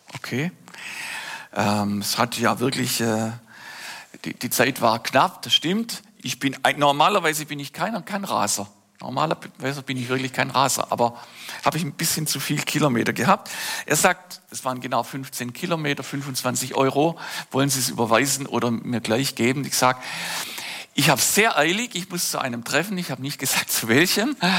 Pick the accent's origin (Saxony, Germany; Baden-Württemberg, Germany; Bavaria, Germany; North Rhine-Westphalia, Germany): Baden-Württemberg, Germany; Oberndorf am Neckar; Ein Kinderzimmer in meiner Heimatstadt Oberndorf am Neckar im Schwarzwald.